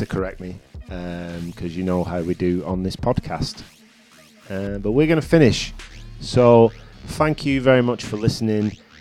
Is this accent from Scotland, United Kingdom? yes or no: no; Chorley, North West England, United Kingdom; sometimes I say things and people don't understand what I'm saying, but I'm from Chorley.